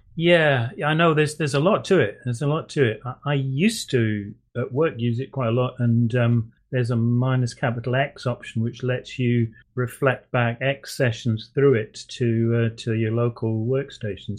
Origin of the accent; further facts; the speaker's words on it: United Kingdom; I'm I'm British